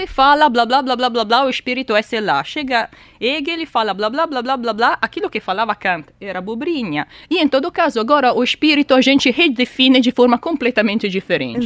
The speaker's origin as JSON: {"language": "Portuguese", "country": "Italy", "moved": "yes", "lives_now": "Brazil", "said": "sou italiana e sou matemática"}